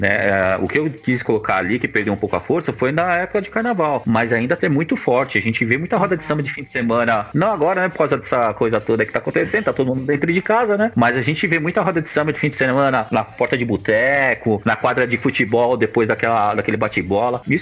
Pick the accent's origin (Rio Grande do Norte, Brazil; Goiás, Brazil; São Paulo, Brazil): Goiás, Brazil; eu não sou carioca, pra... eu sou goiana, mas a gente cresce ouvindo, então.